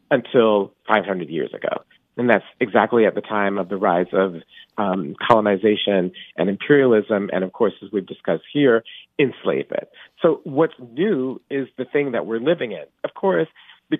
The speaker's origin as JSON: {"language": "English", "town": "Atlanta", "region": "Georgia", "country": "United States", "tie": "born or raised there", "said": "I grew up in Atlanta in the 1980s."}